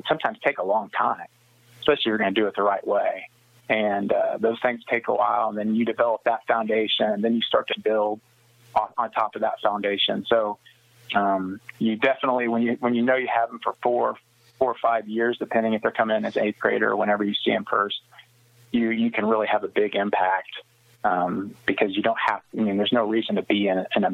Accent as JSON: {"language": "English", "town": "Smith Center", "region": "Kansas", "country": "United States", "tie": "born or raised there", "said": "growing up in Smith Center"}